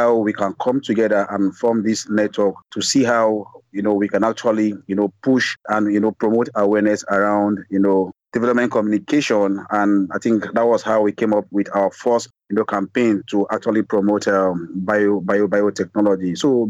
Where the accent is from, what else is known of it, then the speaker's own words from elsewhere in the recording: Nigeria; I am a journalist from Nigeria.